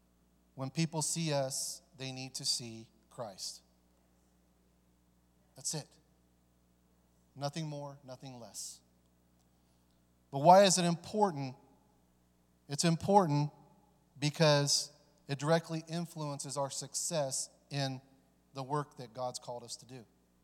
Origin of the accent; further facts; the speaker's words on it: California, United States; also born or lived in Dayton, Ohio; You know, I was born here in Dayton, but my father took us to California because it was easier for him to get the drugs from Mexico.